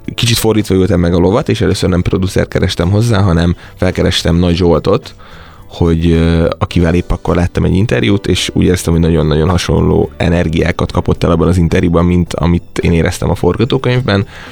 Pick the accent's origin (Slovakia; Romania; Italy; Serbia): Serbia; Bajša, Vojvodina; moved away as an adult; also born or lived in Szeged, Hungary; now in Budapest, Hungary; én azért az országnak egy nagyon északi pontján Bajsa nevű 2000-es település kis faluból származom